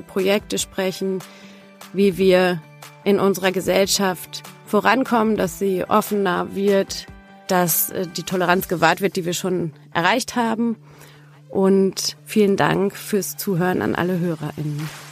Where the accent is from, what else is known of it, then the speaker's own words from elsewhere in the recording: Germany; in Yad Vashem war ich als Deutsche